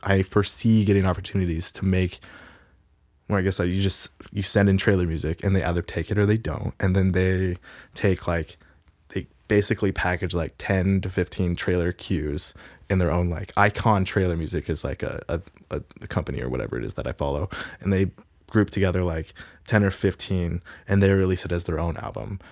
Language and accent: English; Pullman, Washington, United States; also born or lived in Gig Harbor, Washington / Tacoma, Washington; I grew up in Pullman.